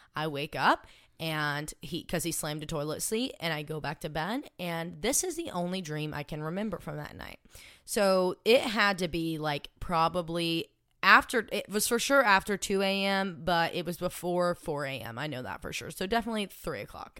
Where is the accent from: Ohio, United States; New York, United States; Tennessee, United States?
Tennessee, United States; Cleveland; moved away; I am from Cleveland, Tennessee originally, which is just right above Chattanooga.